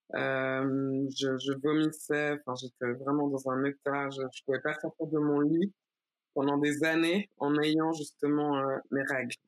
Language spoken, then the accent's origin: French; Geneva, Switzerland; j'ai grandi à Genève